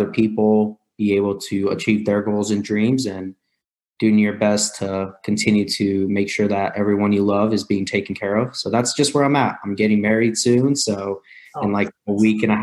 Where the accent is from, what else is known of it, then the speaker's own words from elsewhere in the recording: Missouri, United States; also born or lived in Riverside, California; I grew up in Missouri, which is the Midwest, very blue collar, hardworking farmers.